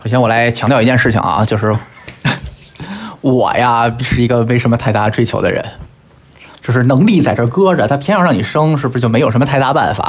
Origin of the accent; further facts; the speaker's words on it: Beijing, China; moved away as an adult; 我们那个北京市一个非常小的一个区，最小的区